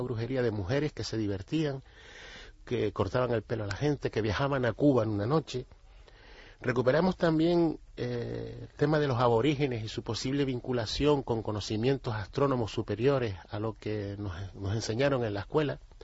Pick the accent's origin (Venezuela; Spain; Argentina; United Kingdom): Spain; Canary Islands; nosotros, los canarios